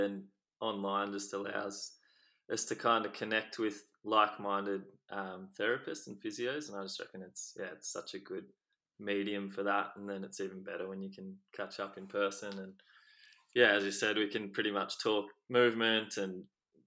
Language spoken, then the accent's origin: English; Ocean Grove, Victoria, Australia; I grew up in Victoria, so by the coast in a town called Ocean Grove